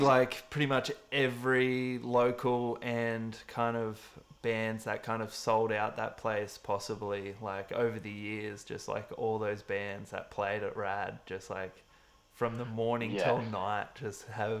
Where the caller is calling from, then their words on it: Wollongong, New South Wales, Australia; I'm calling from the Gong.